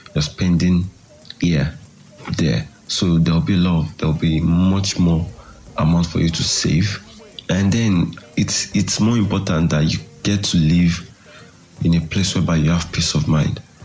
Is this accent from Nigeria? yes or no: yes; Nigeria; living as a Nigerian inside Nigeria